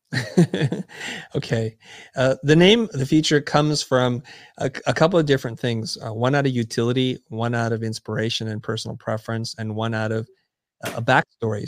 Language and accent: English; San Jose, California, United States; moved away as an adult; also born or lived in Saigon, Vietnam / Kansas City, Missouri; now in Los Angeles, United States; I pretty much grew up in San Jose up until I went off to college